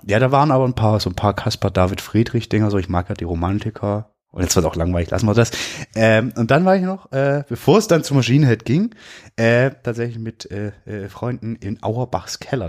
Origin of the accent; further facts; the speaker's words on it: Swabia, Germany; ich bin Schwabe.